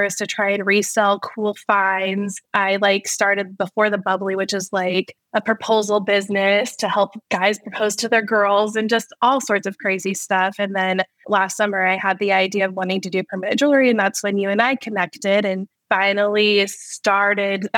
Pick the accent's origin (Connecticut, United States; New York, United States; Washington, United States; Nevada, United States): Nevada, United States; Las Vegas; moved away as an adult; now in Missouri, United States; I am from the Las Vegas area originally, and I am now living in Missouri with my family